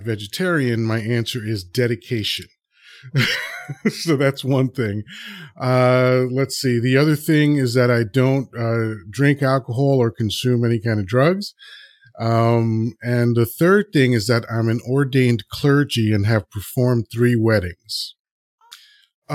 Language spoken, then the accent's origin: English; New York City, New York, United States; also born or lived in Dominican Republic; I was raised and grew up in Washington Heights, New York City, which was like the roughest neighborhood in New York City